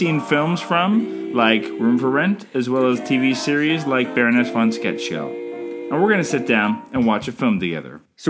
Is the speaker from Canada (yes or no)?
yes; Canada